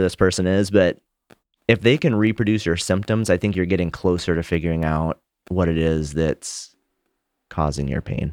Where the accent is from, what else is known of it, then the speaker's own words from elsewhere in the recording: Montana, United States; I grew up in Montana